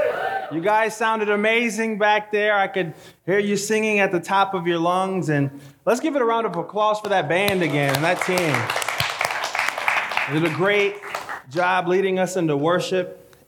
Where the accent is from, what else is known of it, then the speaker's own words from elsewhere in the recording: Michigan, United States; also born or lived in Haiti; I was born in Haiti. In fact, I came to the States very young. We moved from Haiti to Michigan.